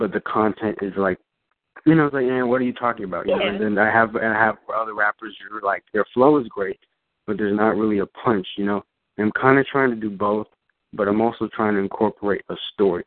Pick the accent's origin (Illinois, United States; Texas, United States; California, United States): California, United States; Orange County; I'm from Orange County, California